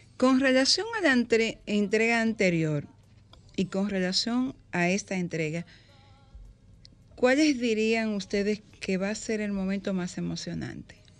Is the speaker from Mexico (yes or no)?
no; Higüey, La Altagracia, Dominican Republic; moved away; yo nací en Higüey